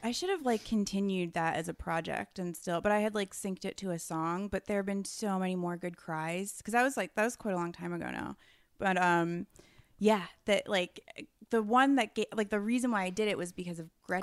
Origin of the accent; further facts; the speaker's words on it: New York, United States; as a New Yorker